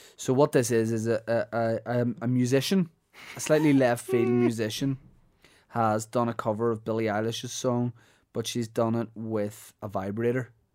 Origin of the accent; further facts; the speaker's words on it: Holywood, Northern Ireland, United Kingdom; Hollywood, mate. Honestly, big fan of my hometown.